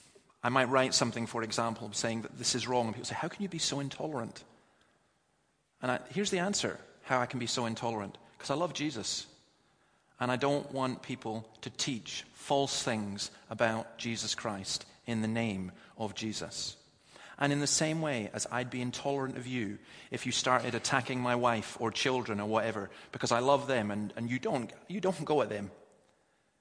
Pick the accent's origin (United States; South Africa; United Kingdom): United Kingdom; Scotland; As a Scotsman